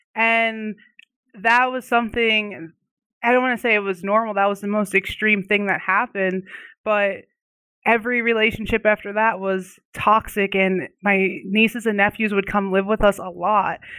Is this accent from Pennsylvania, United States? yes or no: yes; Oxford, Pennsylvania, United States; now in Arizona, United States; I'm living out in Arizona right now, but I'm originally from a small town, um, in Pennsylvania called Oxford